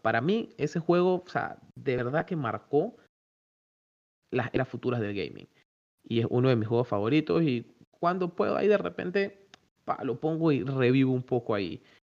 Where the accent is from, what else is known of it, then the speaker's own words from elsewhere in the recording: Panama; nosotros como panameños